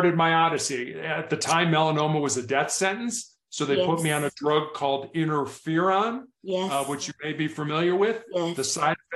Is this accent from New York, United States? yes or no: no; Chicago, Illinois, United States; now in Colorado, United States; I was born and raised in Chicago, the third largest city here in the United States.